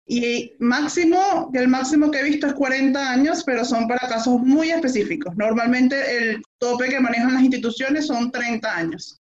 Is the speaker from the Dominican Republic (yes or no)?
no; Venezuela; moved away as an adult; now in Chile; en mi país de origen, en Venezuela. Ya tengo en Chile cuatro años y medio